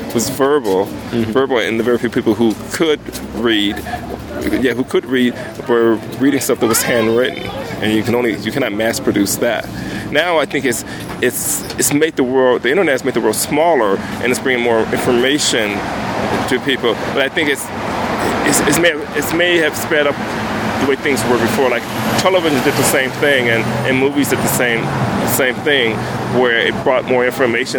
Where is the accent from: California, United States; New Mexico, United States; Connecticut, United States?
California, United States; Compton; I grew up in Compton